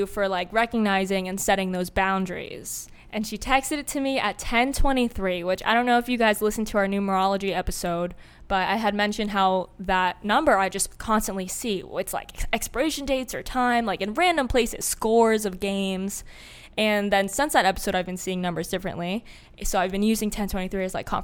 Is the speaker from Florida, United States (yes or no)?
yes; Florida, United States; growing up in Florida